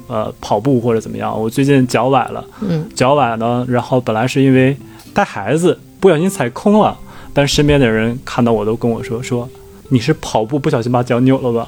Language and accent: Chinese; China; 我们中国人